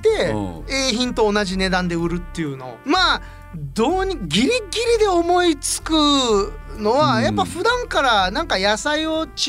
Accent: Asakura, Fukuoka, Japan; accent: Asakura dialect; 最初から朝 倉弁でなまっておりました

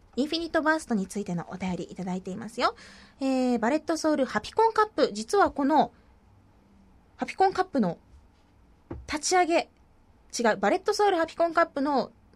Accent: Kumamoto, Japan; もともと熊本出身だから

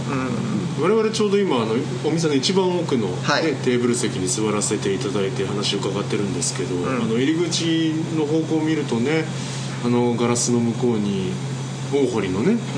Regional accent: Fukuoka, Japan; 僕らはこう福岡出身

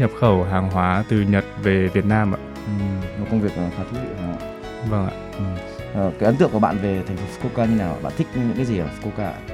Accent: Vietnam; đến từ Việt Nam

